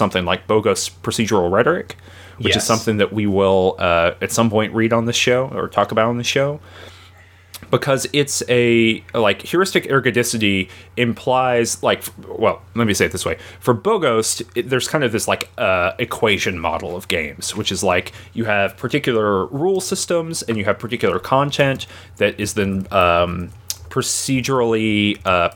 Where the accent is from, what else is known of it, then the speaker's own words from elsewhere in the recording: United States; I'm American